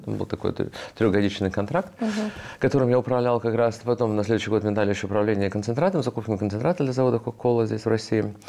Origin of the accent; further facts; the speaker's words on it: Riga, Latvia; moved away; also born or lived in United States; я рос тогда в Риге.